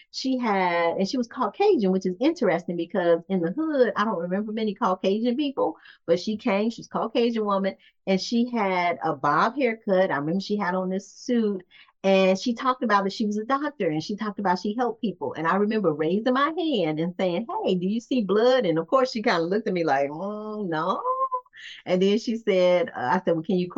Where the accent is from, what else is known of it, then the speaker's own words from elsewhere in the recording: Gary, Indiana, United States; I'm from Gary, Indiana, and I was raised in Gary, Indiana